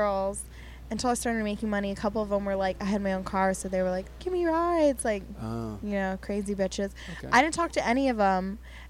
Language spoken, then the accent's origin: English; Pennsylvania, United States; now in Los Angeles, United States; growing up in Pennsylvania